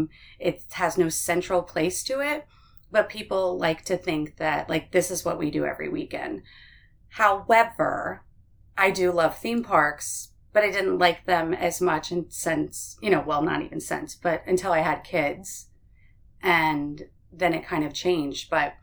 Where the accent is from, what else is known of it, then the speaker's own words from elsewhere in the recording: Orlando, Florida, United States; Well, no. It's, growing up here is different because of all the theme parks